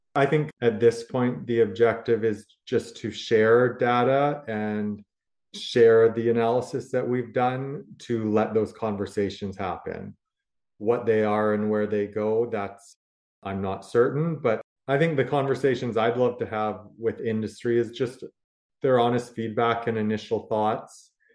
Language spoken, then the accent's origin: English; Canada; as Canadian producers